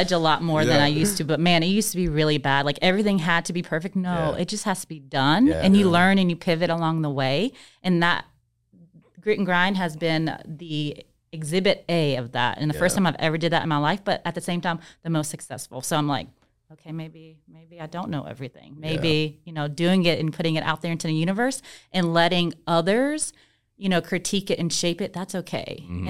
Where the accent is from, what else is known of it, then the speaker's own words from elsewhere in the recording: Mississippi, United States; also born or lived in Alabama; because we're from Mississippi. Then we moved to Alabama, so we way down there.